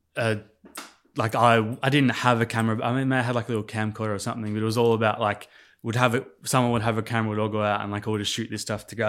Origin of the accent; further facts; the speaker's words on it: Sydney, New South Wales, Australia; also born or lived in Adelaide, South Australia / Port Stephens / Indonesia; once we got into, like, that more mature school age, we were, like, we were settled in Sydney.